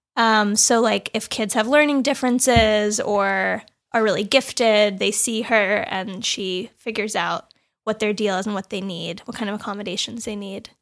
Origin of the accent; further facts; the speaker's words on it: Los Angeles, California, United States; I'm from Los Angeles